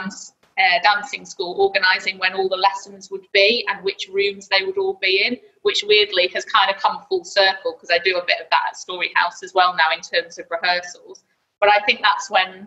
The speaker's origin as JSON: {"language": "English", "town": "Blackpool", "region": "North West England", "country": "United Kingdom", "also_born_or_lived": "London", "said": "Because I'm from up here, well, I'm from Blackpool originally"}